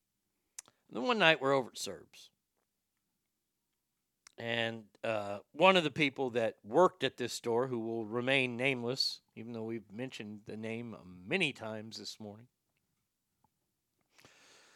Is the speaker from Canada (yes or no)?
no; Garland, Texas, United States; also born or lived in Dallas, Texas; growing up in Garland, there wasn't a lot to do if parents weren't out of town